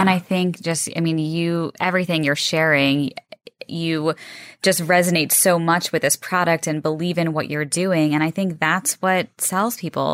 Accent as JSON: {"language": "English", "town": "Rockville", "region": "Maryland", "country": "United States", "said": "I'm from, uh, Rockville"}